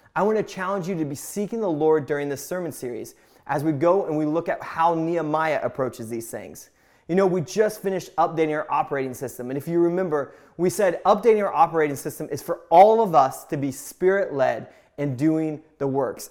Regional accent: Indiana, United States; I grew up in Indiana

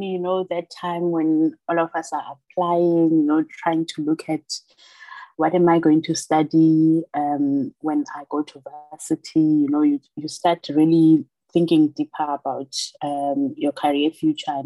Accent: Mount Fletcher, Eastern Cape, South Africa; moved away as an adult; now in Cape Town, South Africa; born and bred in Mount Fletcher in the Eastern Cape.

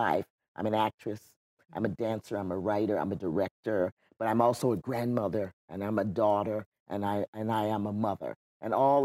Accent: Wayland, New York, United States; also born or lived in Florida; now in California, United States; ended up living in upstate New York, in Wayland, New York

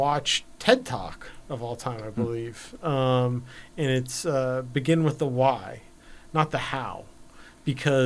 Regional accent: Los Angeles, California, United States; growing up in Los Angeles

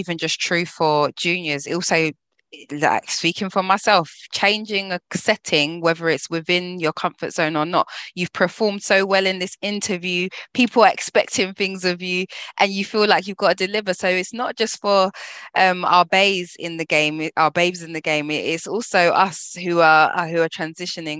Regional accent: London, United Kingdom; as a Londoner, living in London

